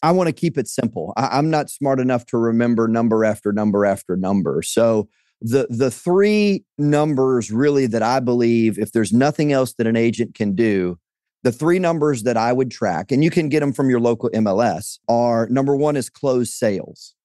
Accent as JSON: {"language": "English", "region": "Louisiana", "country": "United States", "tie": "born or raised there", "said": "I'm from, uh, Louisiana, so, uh, born and raised in Louisiana, spent a, a couple of years outside of Louisiana, but, uh, this is home"}